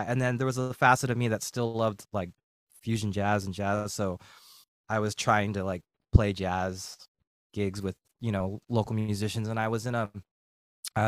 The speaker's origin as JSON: {"language": "English", "area": "Bay Area", "region": "California", "country": "United States", "tie": "born or raised there", "also_born_or_lived": "San Jose", "moved": "as an adult", "lives_now": "San Diego, United States", "said": "I grew up in the Bay Area."}